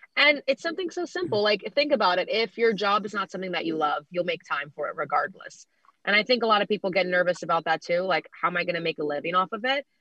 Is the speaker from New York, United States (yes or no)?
yes; New York, United States; I'm a New Yorker myself.